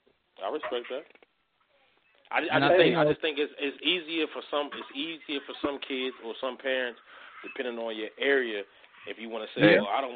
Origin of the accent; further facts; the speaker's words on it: Culpeper, Virginia, United States; being from here in Northern Virginia